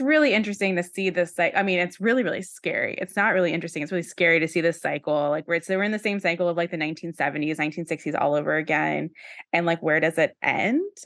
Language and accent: English; Virginia, United States; moved away; I don't know who I'd be if I had stayed in Virginia, like, my whole life